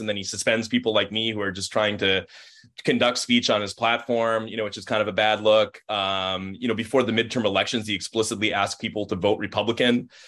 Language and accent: English; Minnesota, United States; being a Minnesotan